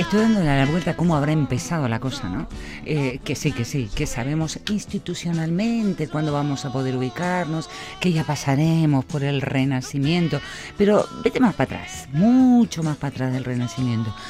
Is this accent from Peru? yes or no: no; Vitoria-Gasteiz, Basque Country, Spain; Ese museo que tenemos aquí en nuestro pueblito